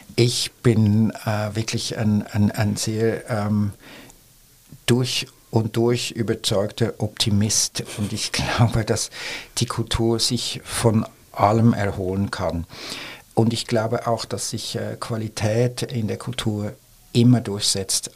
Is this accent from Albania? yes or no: no; Switzerland; now in Germany; jetzt als Schweizer